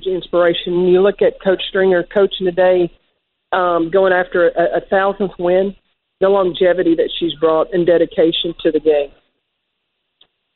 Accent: East Tennessee, United States; I'm growing up in East Tennessee

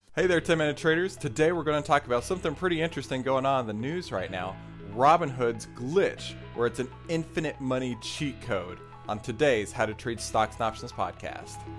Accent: Texas, United States; I grew up in Texas and I still live in Texas

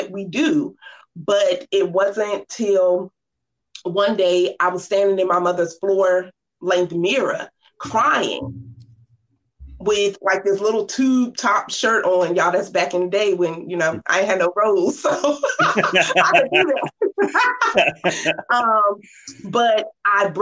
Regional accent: Norfolk, Virginia, United States; I grew up in Norfolk, Virginia, 757

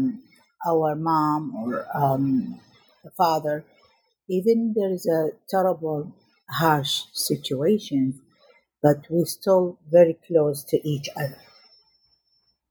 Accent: Najaf, Najaf Governorate, Iraq; I was born in Iraq in 1967, and I was a vivacious child who loved my family and loved the school, I remember in my first day in middle school in Najaf in Iraq

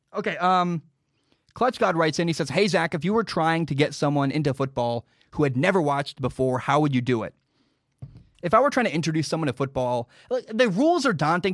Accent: Pacific Northwest, United States; I grew up in the Northwest

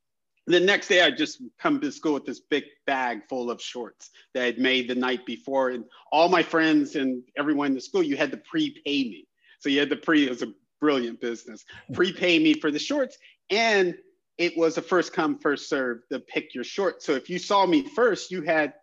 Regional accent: Southern California, United States; I grew up in Southern California

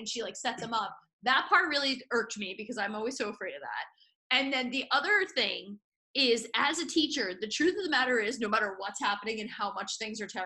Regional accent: New York City, New York, United States; someone who identifies as a New Yorker

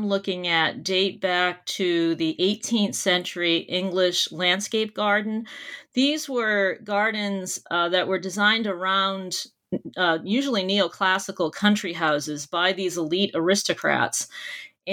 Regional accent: near Boston, Massachusetts, United States; born or raised there

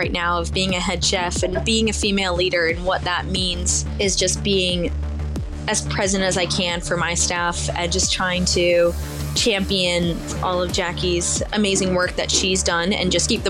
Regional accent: Virginia, United States; So I grew up on the East Coast in Virginia and went to culinary school in New York at the CIA.

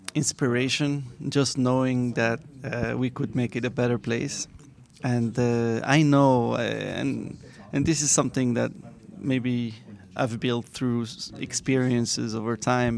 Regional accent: Morocco; now in Miami, United States; I'm from Morocco. Yes, that's where I was born.

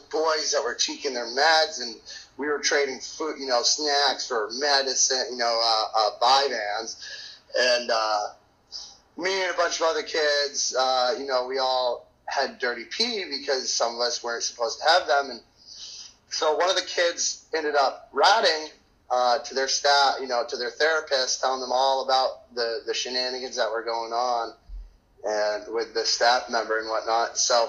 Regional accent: Maine, United States; And growing up in Maine, it was easy for me to be acquainted to the area and the woods and survive and everything in general.

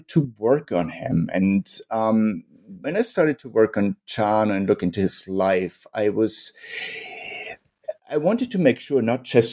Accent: Munich, Bavaria, Germany; I'm from Munich, Germany

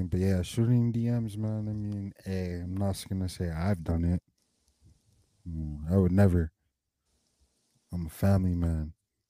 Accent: Dade County, Florida, United States; We're from Dade County and we're Jamaican

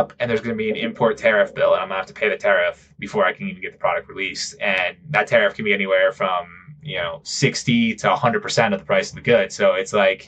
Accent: Connecticut, United States; moved away as an adult; now in Guadalajara, Mexico; I'm originally from Connecticut. I live in Guadalajara, Mexico. I've been in Guadalajara for 6 years

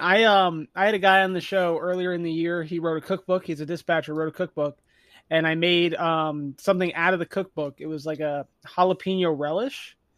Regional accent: the North, United States; I'm also from the North

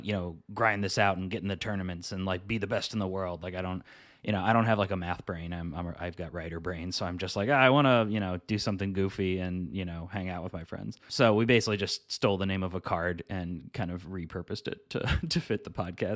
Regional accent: Midwest, United States; I'm from the Midwest

